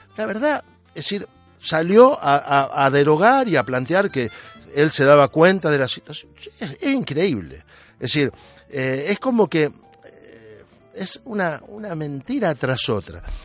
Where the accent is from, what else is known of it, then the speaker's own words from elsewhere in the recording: Argentina; now in Spain; nací en Argentina, pero hoy mis vecinos son españoles, mayormente andaluces.